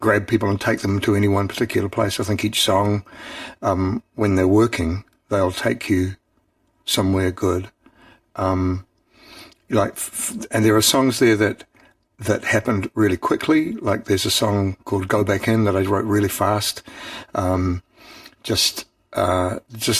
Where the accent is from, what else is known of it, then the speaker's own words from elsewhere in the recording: Auckland, New Zealand; growing up in Auckland